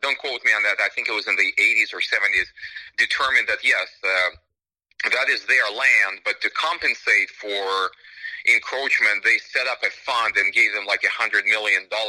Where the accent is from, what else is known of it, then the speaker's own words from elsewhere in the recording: Russia; moved away; I was born in Russia